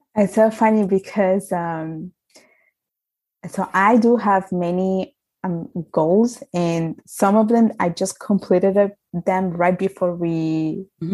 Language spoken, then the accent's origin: English; Italy; moved away; I am from Italy. I was I was brought up. I was born there